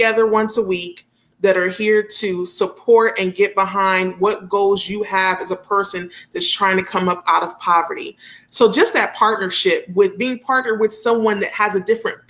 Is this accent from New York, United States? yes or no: yes; New York City, New York, United States; now in Dayton, United States; I was born in Brooklyn, New York, and we had one park down the street. Yeah, we concrete jungle, that's where I'm from